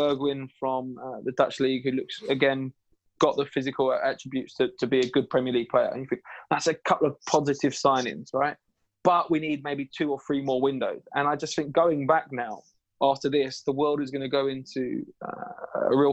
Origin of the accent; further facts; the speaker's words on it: London, United Kingdom; I grew up in East London.